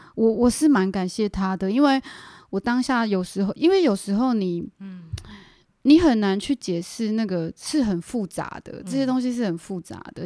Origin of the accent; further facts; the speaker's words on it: Taiwan; also born or lived in Canada; 我是嗯。真，真正的台湾人